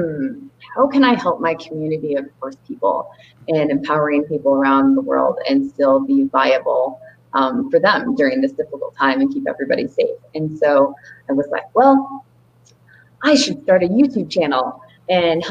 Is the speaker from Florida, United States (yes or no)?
no; Olympia, Washington, United States; moved away; also born or lived in Seattle, Washington; I'm originally from Olympia in Seattle, Washington